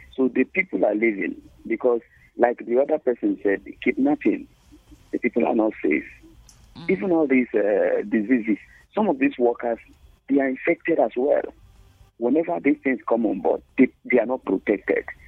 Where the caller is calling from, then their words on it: Bukuru, Plateau, Nigeria; calling from Bukuru